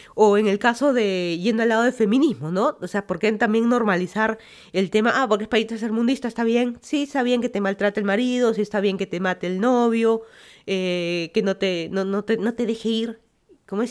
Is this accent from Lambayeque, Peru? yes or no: no; Lima, Peru; moved away as an adult; also born or lived in Miami, United States; now in Fairfax County, Virginia, United States; yo soy de Lima, Perú. Me mudé a Estados Unidos ya como 5 años